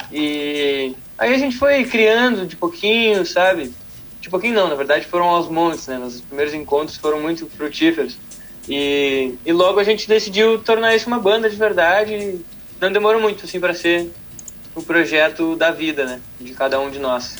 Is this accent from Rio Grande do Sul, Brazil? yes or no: yes; Porto Alegre, Rio Grande do Sul, Brazil; moved away as an adult; Nós somos os dois de Porto Alegre